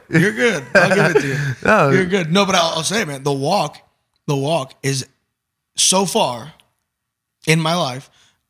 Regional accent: Omaha, Nebraska, United States; moved away; I'm born and bred in Omaha, Nebraska.

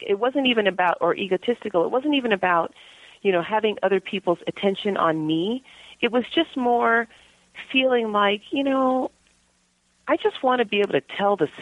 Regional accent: Palos Verdes, California, United States; moved away as an adult; now in San Francisco, United States; I grew up in Palos Verdes, went to Cal, lived elsewhere for a few years

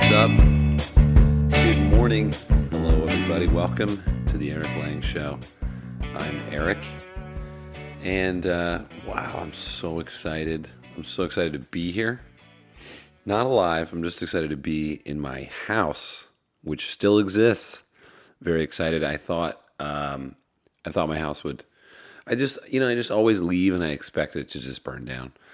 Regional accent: Pennsylvania, United States; I'm from Pennsylvania

